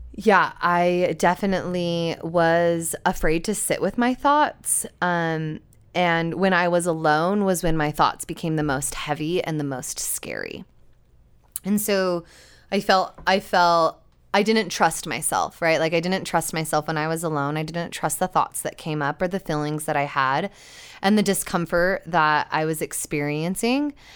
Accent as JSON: {"language": "English", "region": "Utah", "country": "United States", "tie": "born or raised there", "said": "growing up in Utah, I wasn't really surrounded by water very often."}